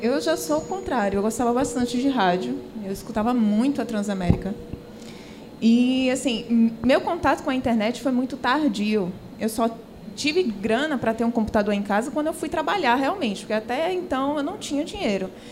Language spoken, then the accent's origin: Portuguese; Pernambuco, Brazil; Eu sou a única pernambucana o, do trio